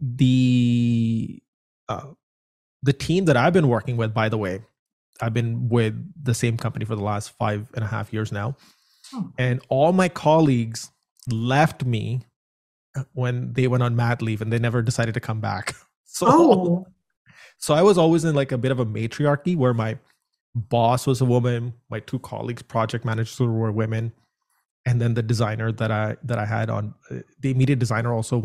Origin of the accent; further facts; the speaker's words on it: India; moved away; I come from India